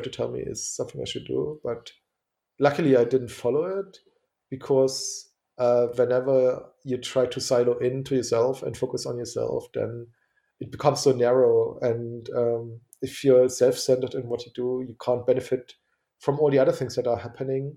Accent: eastern Germany, Germany; I'm from Eastern Germany, from behind the Iron Curtain

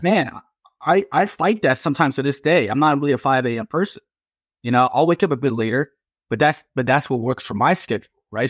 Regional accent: Virginia, United States; here in my home state in Virginia

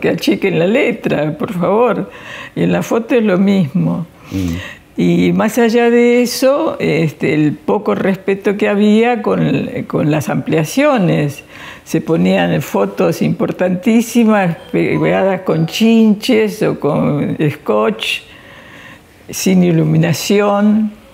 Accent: Argentina; somos argentinas

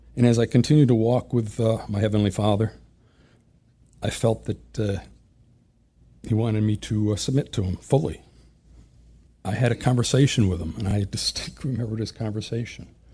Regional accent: Springfield, Massachusetts, United States; born or raised there

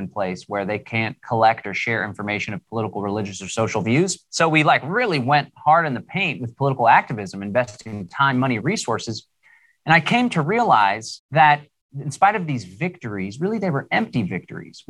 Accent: Austin, Texas, United States; I live here in Central Texas, born and raised in Austin, Texas.

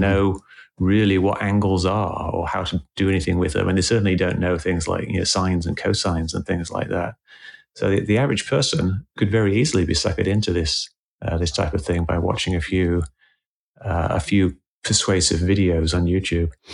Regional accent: England, United Kingdom; moved away as an adult; now in United States; I moved to the States. I, I grew up in England

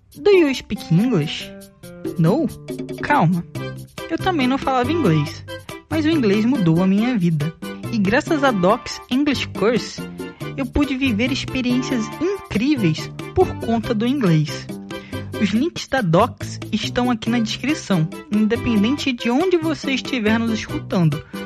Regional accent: Brazil; Como brasileiro e como jogadores também

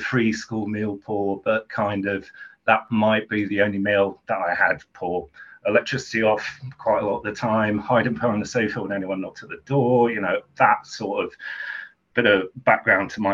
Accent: Southend-on-Sea, East of England, United Kingdom; I grew up in Southend, longest pier in the world

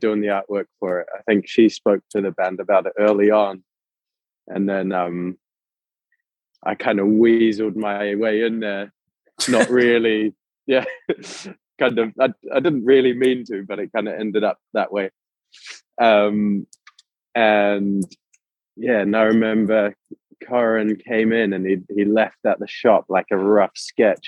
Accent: New Zealand; growing up in New Zealand

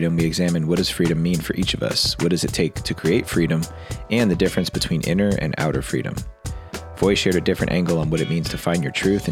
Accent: near Clifton, New Jersey, United States; accent: East Coast; moved away; live from Clifton, New Jersey, close to my hometown

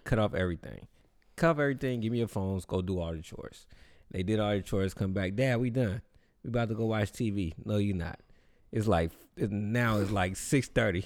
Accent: the Bay Area, California, United States; I'm from the Bay

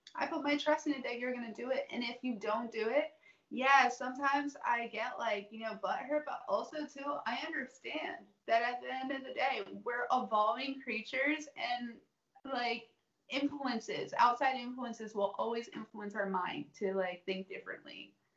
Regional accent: the South, United States; growing up in the South

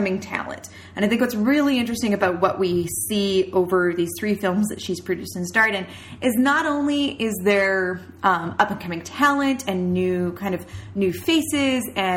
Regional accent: Canada; we're Canadian

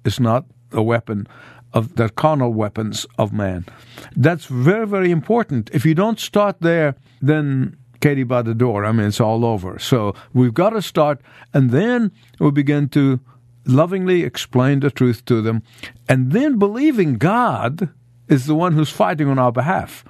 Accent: Egypt; moved away as an adult; as a, as a high school student in Egypt

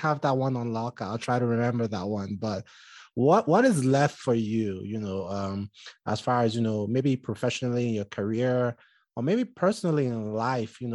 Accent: southern Nigeria, Nigeria; now in United States; I'm Nigerian, and, you know, I'm from Southern Nigeria

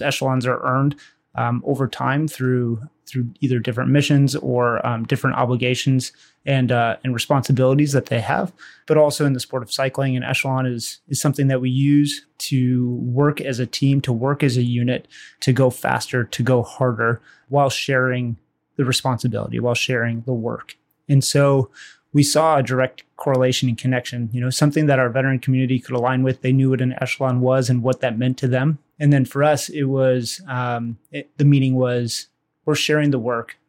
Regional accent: Waukesha, Wisconsin, United States; I'm from Wisconsin, uh, Waukesha, Wisconsin

